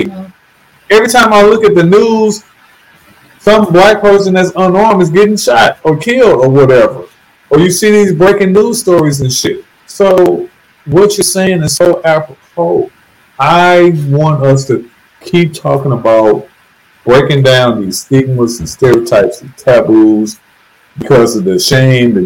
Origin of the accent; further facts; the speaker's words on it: St. Louis, Missouri, United States; I'm from St. Louis, Missouri, which has been called the murder capital of the U.S. for decades